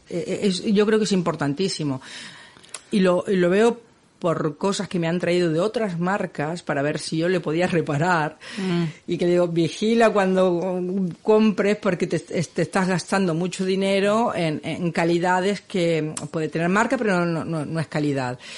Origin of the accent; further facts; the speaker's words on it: Barcelona, Catalonia, Spain; es que soy de Barcelona y no puedo